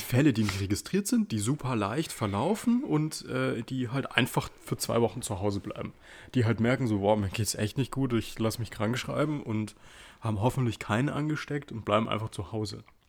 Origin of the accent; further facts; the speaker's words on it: Munich, Bavaria, Germany; wir eigentlich gebürtige Münchner sind